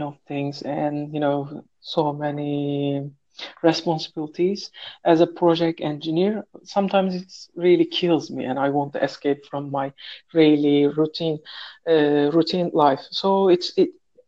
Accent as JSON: {"language": "English", "country": "Turkey", "second_language": "English", "moved": "as an adult", "lives_now": "Saudi Arabia"}